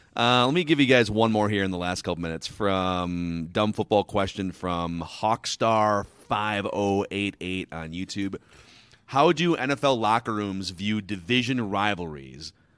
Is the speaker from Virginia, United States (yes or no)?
no; Minnesota, United States; I grew up in Minnesota